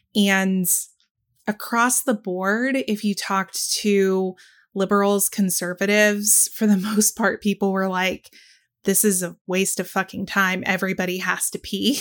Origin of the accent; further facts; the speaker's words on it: the South, United States; I'm a Southerner